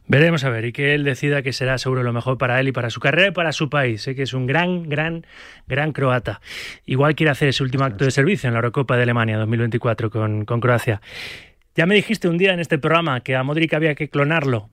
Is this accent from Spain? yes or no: yes; Valencian Community, Spain; yo como valenciano pues me encanta hablar de cosas de mi tierra